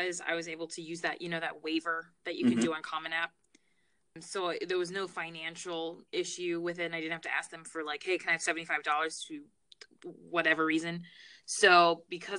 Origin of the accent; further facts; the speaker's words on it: Baltimore, Maryland, United States; also born or lived in Trinidad and Tobago; now in New York City, United States; I'm from Baltimore, Maryland. So that's where I grew up